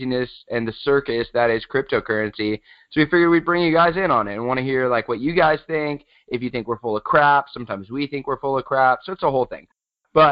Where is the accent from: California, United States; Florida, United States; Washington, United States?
California, United States; San Diego; I am from San Diego, still in San Diego